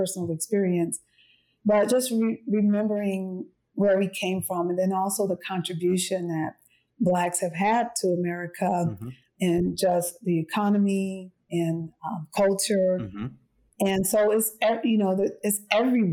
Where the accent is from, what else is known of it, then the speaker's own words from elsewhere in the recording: East Orange, New Jersey, United States; I'm from East Orange, New Jersey. That's where I'm from.